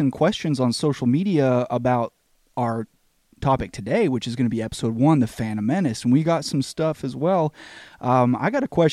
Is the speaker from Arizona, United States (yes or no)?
no; Kentucky, United States; we're from Kentucky